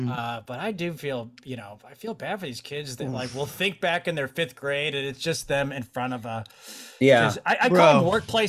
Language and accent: English; St. Louis, Missouri, United States; I grew up in the Arch. I was an Arch baby.